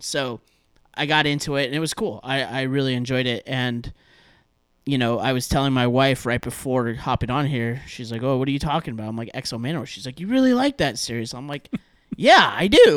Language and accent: English; Southern California, United States; I'm from Southern California, so I'm, like, right outside of L A.